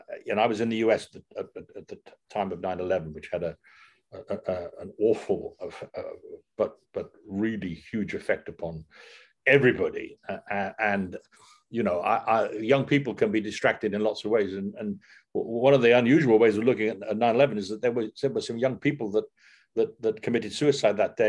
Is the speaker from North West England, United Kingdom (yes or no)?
no; Newport, Wales, United Kingdom; I was born in Newport in South Wales